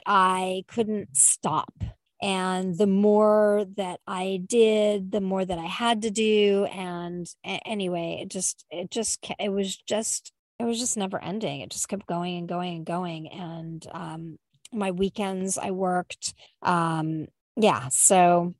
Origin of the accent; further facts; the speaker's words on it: California, United States; I'm a Californian